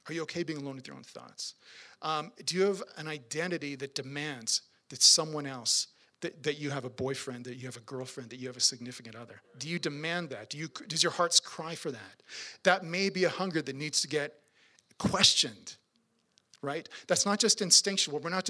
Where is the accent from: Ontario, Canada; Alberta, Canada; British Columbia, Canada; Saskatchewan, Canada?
Saskatchewan, Canada; Swift Current; I'm from Swift Current